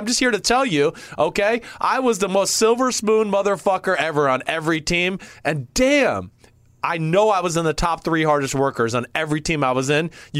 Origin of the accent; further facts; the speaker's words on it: New Jersey, United States; I was from Jersey, and I was going to prove to everybody else on my team that I was from Jersey.